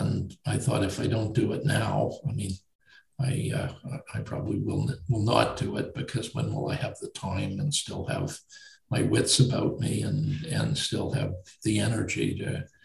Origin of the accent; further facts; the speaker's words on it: Winnipeg, Manitoba, Canada; now in Toronto, Canada; my hometown of Winnipeg